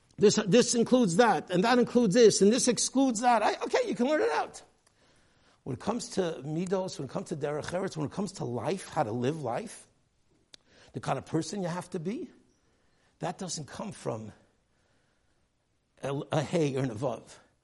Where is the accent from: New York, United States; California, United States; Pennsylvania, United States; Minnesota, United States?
New York, United States; New York City; I grew up here in the Lower East Side, a community that did not look at all like the community when Rav Moshe Feinstein, his father, the Gadol Hadar, when he moved to the east side back in the 1930s